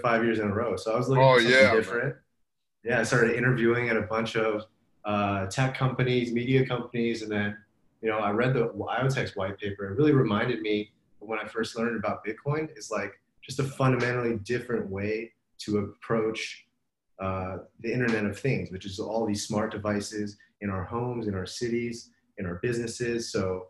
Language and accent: English; Los Angeles, California, United States; moved away as an adult; also born or lived in New York; now in Bay Area, United States; I grew up in Los Angeles, went to school